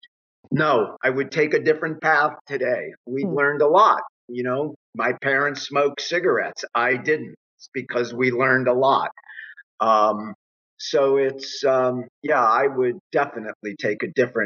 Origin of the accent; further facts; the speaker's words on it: Miami, Florida, United States; now in Aspen, United States; growing up in Miami and then living out here near Aspen